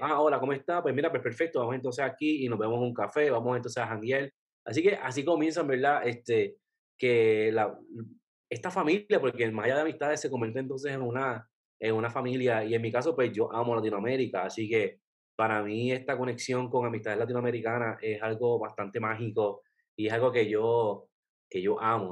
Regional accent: Puerto Rico; yo soy de Puerto Rico

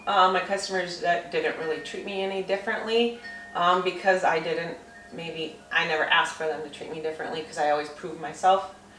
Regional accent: St. Cloud, Minnesota, United States; I grew up in St. Cloud

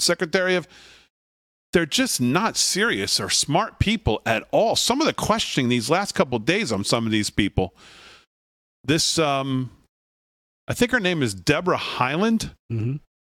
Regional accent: Connecticut, United States; now in Long Island, United States; growing up in Connecticut

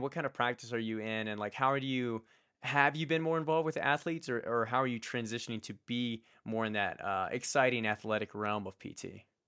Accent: Richmond, Virginia, United States; it was a local university in where I grew up in Richmond, Virginia

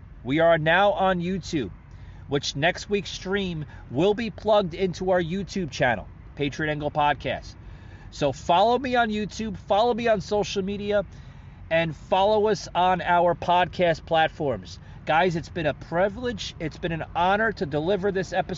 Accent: United States; as Americans, as citizens of the United States of America

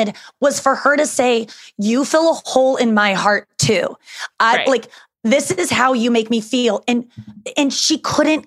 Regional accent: St. Louis, Missouri, United States; I'm from St. Louis

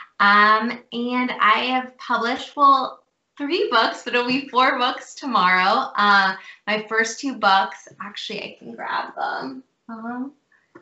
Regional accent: Cincinnati, Ohio, United States; moved away as an adult; also born or lived in Chicago area / Houston, Texas; I was born and raised in Cincinnati, Ohio.

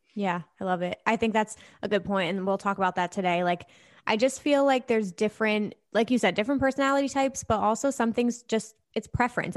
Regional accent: New Jersey, United States; I'm from New Jersey

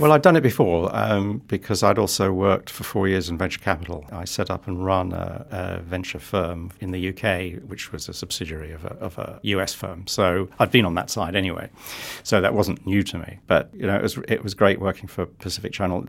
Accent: London, United Kingdom; moved away as an adult; also born or lived in Netherlands / United States; now in New Zealand; I start life in London, born and bred in London.

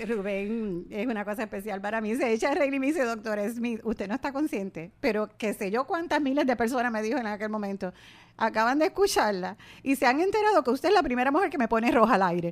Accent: Puerto Rico; nadie se mueve como los puertorriqueños al bailar

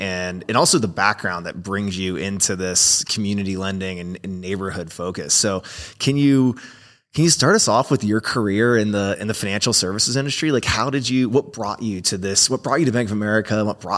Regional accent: Florida, United States; I grew up in Florida.

